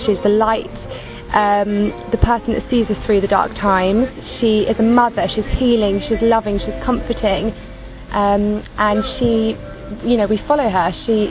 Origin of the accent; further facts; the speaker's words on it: United Kingdom; I'm from Great Britain